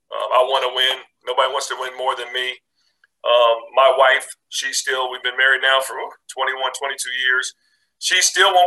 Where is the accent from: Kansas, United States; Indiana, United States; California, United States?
Indiana, United States; Indianapolis; when we were kids growing up in Indianapolis.